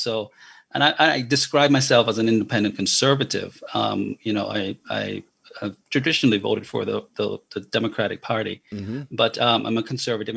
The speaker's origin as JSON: {"language": "English", "country": "Jamaica", "tie": "born or raised there", "moved": "as an adult", "lives_now": "United States", "said": "I was born and raised in Jamaica, came to America when I was 20 years old"}